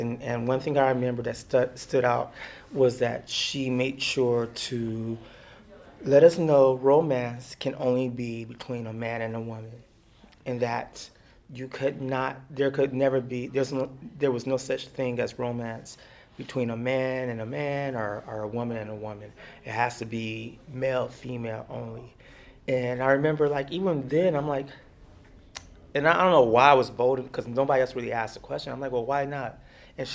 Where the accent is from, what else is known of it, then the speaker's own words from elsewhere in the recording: Germany; And then also because I grew up in Germany and I grew up in a predominantly white environment